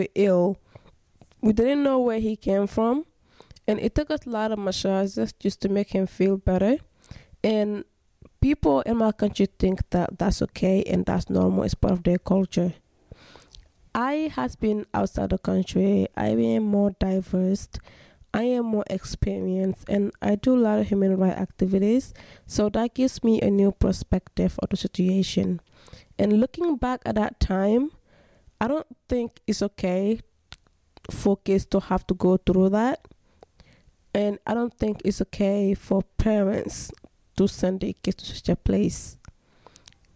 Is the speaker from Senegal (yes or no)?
yes; Senegal; moved away; I am from West Africa, Senegal.